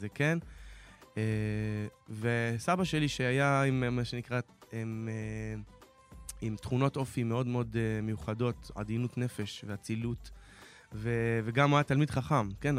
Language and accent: Hebrew; Dimona, Southern District, Israel; נולדתי בדימונה